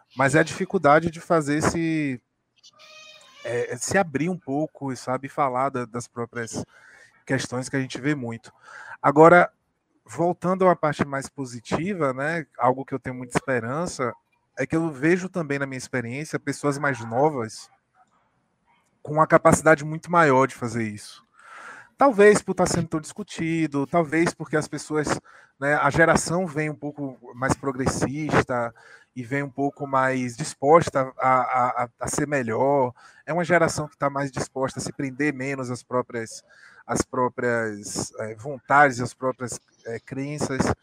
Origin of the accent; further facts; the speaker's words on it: Salvador, Bahia, Brazil; eu sou de Salvador